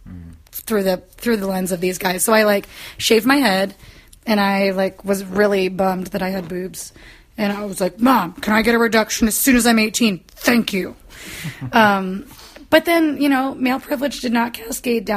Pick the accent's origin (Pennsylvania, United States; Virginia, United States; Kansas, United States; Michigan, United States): Kansas, United States; growing up in Kansas.